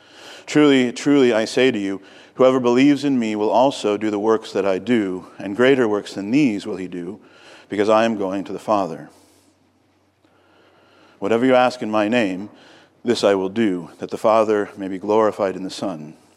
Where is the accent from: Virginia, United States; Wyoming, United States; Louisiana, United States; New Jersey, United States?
Virginia, United States; also born or lived in Napoleon, Ohio; I was born in Ohio in a little city called Napoleon. Both of my parents were born in small towns in Ohio, but we moved to Virginia when I was just a little kid. And we never really acclimated to Virginia, I would say.